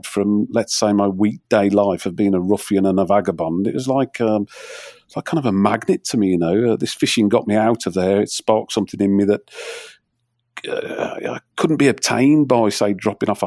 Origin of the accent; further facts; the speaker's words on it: Wolverhampton, West Midlands, United Kingdom; I was brought up in near Whip Marines